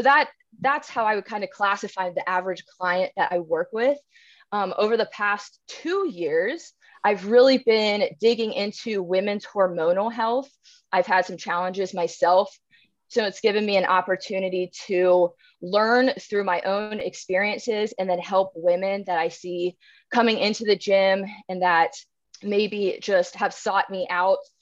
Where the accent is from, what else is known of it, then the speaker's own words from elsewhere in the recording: Cincinnati, Ohio, United States; I'm from Cincinnati, Ohio